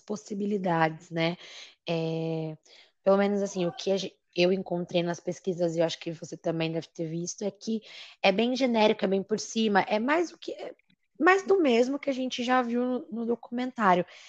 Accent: Brazil; nós somos brasileiros

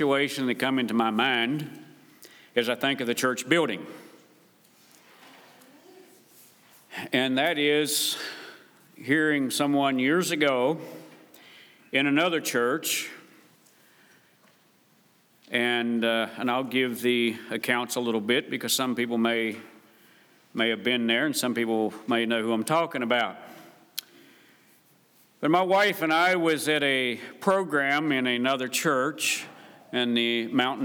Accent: West Virginia, United States; moved away; I was raised in West Virginia

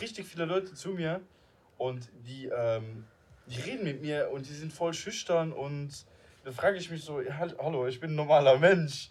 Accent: Luxembourg; first language Luxembourgish; German is a second language; now in Germany; ich bin ja Luxemburger, ich, ich wohne jetzt in Deutschland

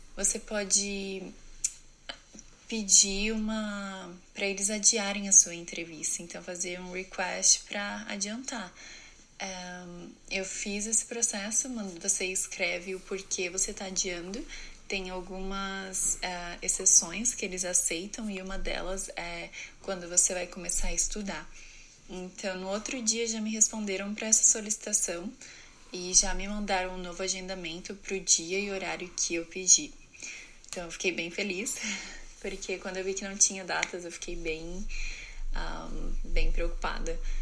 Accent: Presidente Prudente, São Paulo, Brazil; moved away as an adult; also born or lived in New Jersey; eu sou de Presidente Prudente, São Paulo, no Brasil.

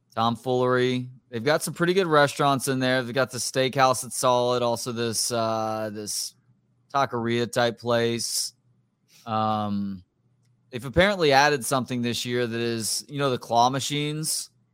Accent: Texas, United States; I have redneck sensibilities, I think, from growing up in Texas.

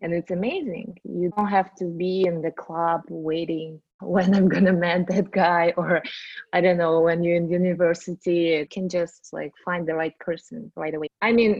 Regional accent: Russia; English is a second language; now in United States; When I moved to America, I started like a Russian YouTube channel in Russian because I didn't speak English at that time.

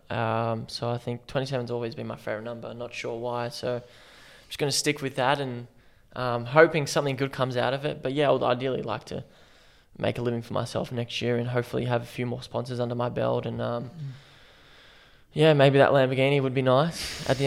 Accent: Melbourne, Victoria, Australia; now in Brisbane, Australia; I'm originally from Melbourne.

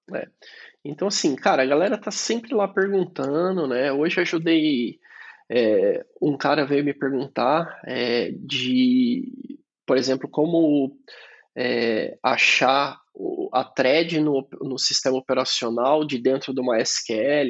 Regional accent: Sorocaba, São Paulo, Brazil; moved away as an adult; now in Italy; eu nasci em Sorocaba, interior de São Paulo

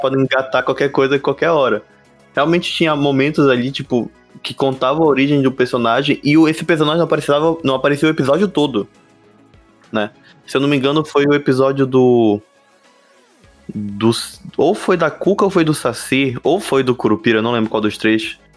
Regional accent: Belém, Pará, Brazil; a gente é de Belém do Pará

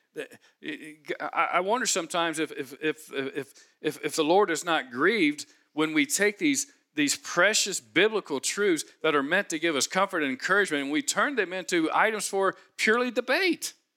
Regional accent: Cincinnati, Ohio, United States; I grew up in Cincinnati, Home of Skyline Chili

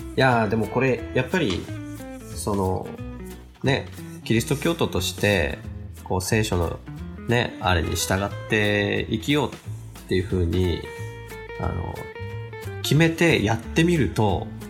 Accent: Kanagawa, Japan; moved away as an adult; now in Hokkaido, Japan; 僕ももともと神奈川県の生まれなんですけど

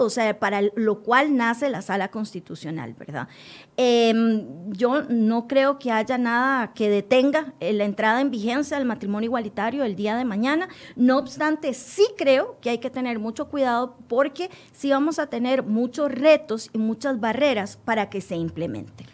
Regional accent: Costa Rica; como ciudadana costarricense

